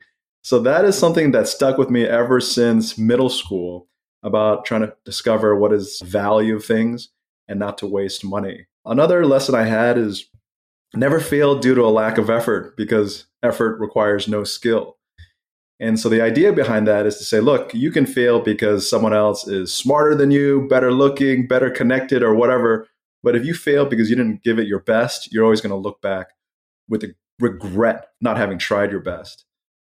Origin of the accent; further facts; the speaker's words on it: Malaysia; I had a lot of friends growing up in Malaysia, where I went to middle school